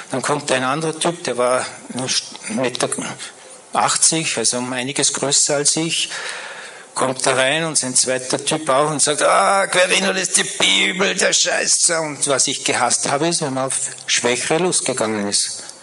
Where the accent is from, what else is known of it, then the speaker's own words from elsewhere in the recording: Salzburg, Austria; born there; ich bin in Salzburg geboren, ich gehe einfach nach Salzburg.